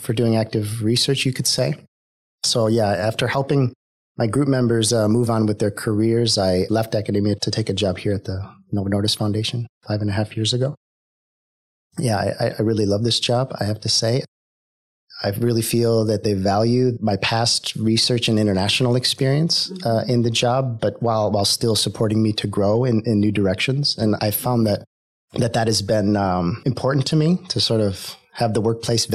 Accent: Ohio, United States; moved away as an adult; also born or lived in Washington, D.C. / Denmark; now in Sweden; I grew up in Ohio, in the United States.

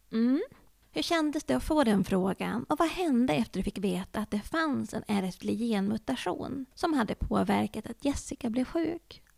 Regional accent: Norrland, Sweden; accent: Norrland dialect; jag med min norrländska.

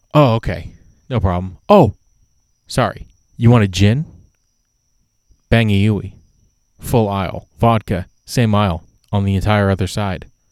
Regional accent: Canada; I'm Canadian

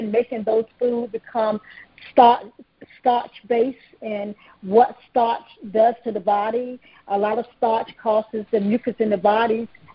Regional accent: North Carolina, United States; I grew up in North Carolina on a hog farm

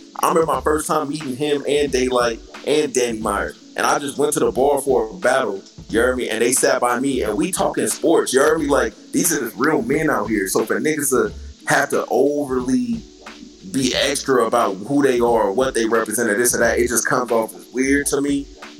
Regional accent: the Bay Area, Northern California, United States; I'm from NorCal, right? Like Gotti from SoCal. He from the LA area. I'm from the Bay. So we don't bang like that up here.

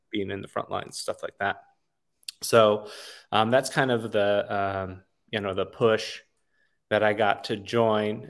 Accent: Wisconsin, United States; now in Los Padres National Forest area, California, United States; I was raised in Wisconsin

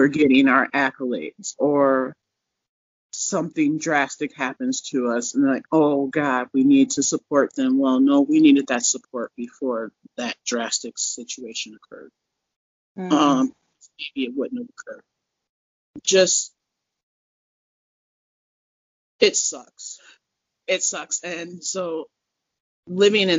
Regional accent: Minnesota, United States; now in Denver, United States; I came to Denver is because I'm from Minnesota

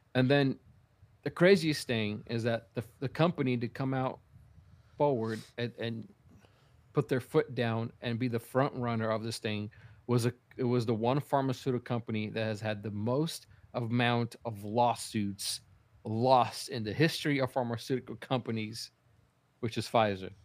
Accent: Brazil; moved away; I was growing up in Brazil

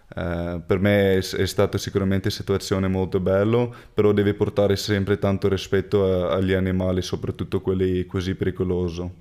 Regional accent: Cape Town, Western Cape, South Africa; Italian is a second language; now in Treviso, Italy; io ho cresciuto su, sulle fattorie di vino

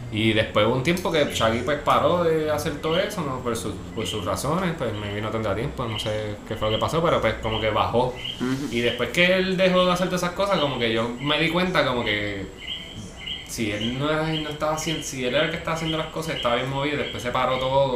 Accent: Ponce, Puerto Rico; moved away as an adult; also born or lived in Río Piedras, San Juan; now in San Juan, Puerto Rico; Ponce toda mi vida y ahora pues soy sanjuanero.

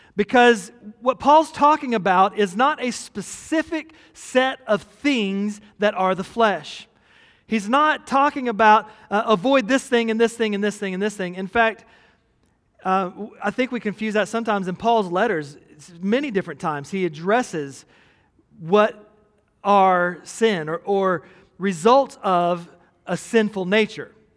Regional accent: United States

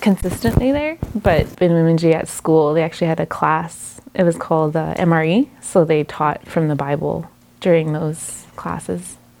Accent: Quebec, Canada; also born or lived in Moosonee, Ontario; now in Sudbury, Canada; Until I was about eight years old. And then my mom decided to move to Quebec

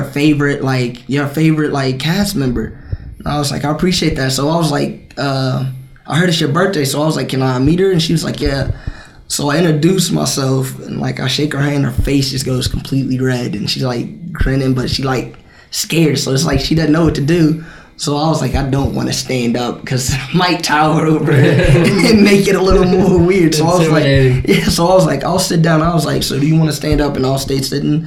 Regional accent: West Carrollton, Ohio, United States; I come from West Carrollton

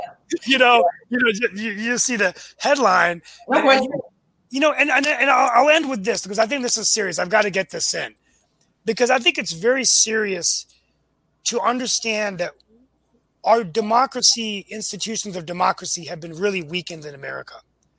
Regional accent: North Carolina, United States; And she goes, where are you from? And I said, Senator, I'm from North Carolina.

